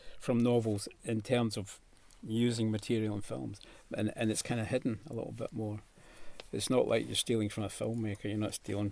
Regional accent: Scotland, United Kingdom; as a Scotsman

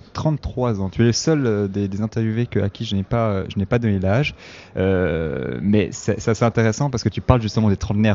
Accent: Switzerland; also born or lived in south-east Italy; je suis italien, je suis né en Suisse, et puis chaque été, je retournais dans mon village en Italie, euh, dans, le sud-est de l'Italie

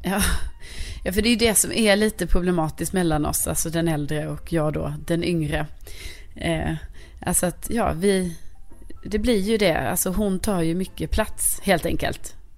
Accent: Lund, Skåne, Sweden; born or raised there; moved away as an adult; now in Stockholm, Sweden

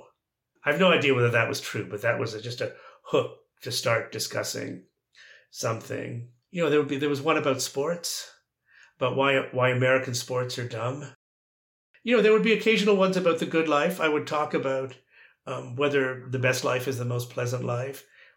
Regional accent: Toronto, Ontario, Canada; moved away as an adult; also born or lived in Calgary / Oxford; I was from Toronto

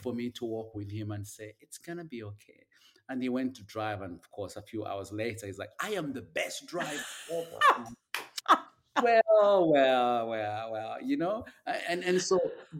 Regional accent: Uganda; moved away as an adult; now in United States; I grew up in Uganda

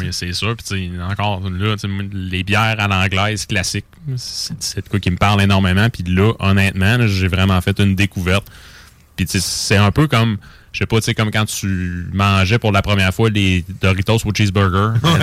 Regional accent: Quebec, Canada; chez nous, au Québec

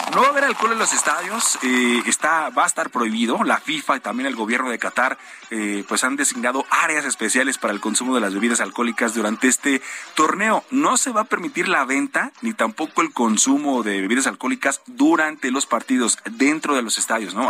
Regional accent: Mexico

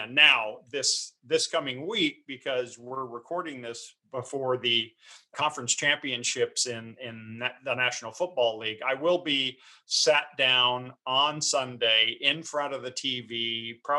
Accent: Texas, United States; moved away; also born or lived in Los Angeles; I grew up in Texas.

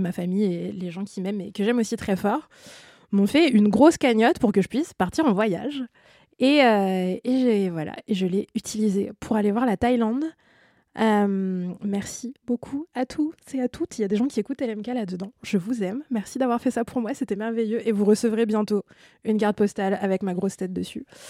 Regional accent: France; Nous, en tant que Français et euh, membres de l'espace Schengen

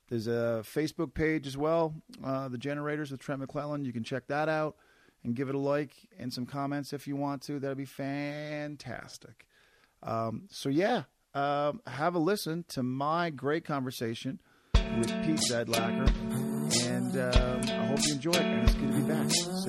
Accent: East Coast, Canada; I'm from the East Coast, where like rain was just part of most weeks, so I've kind of adjusted.

